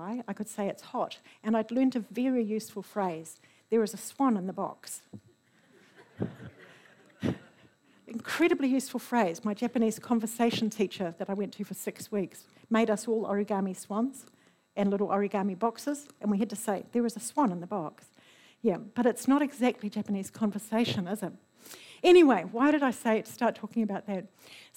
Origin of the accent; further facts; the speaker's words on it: New Zealand; as a New Zealander